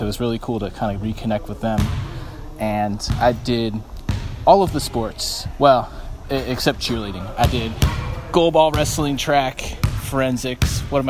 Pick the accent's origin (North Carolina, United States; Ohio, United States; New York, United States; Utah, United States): Ohio, United States; Dublin; also born or lived in Columbus, Ohio; I'm from Columbus. I grew up in Dublin. I started at OSSB in 2009 as a junior in high school.